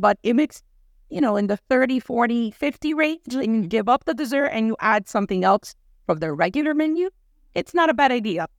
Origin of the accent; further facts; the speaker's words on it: New York, United States; now in Miami, United States; I'm from New York, guys. I am from New York